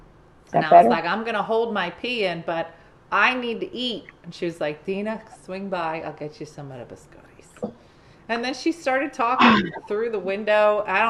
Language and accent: English; Oregon, United States; I'm from Oregon.